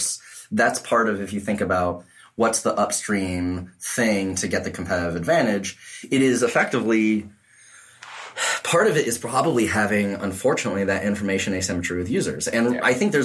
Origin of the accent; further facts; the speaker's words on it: New England, United States; I'm from New England